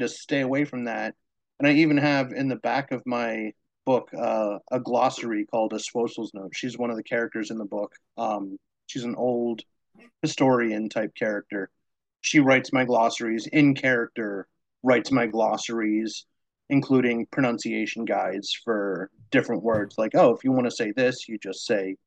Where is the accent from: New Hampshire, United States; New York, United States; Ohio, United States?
New Hampshire, United States; I was raised in New Hampshire, and New Hampshire has a very distinct accent.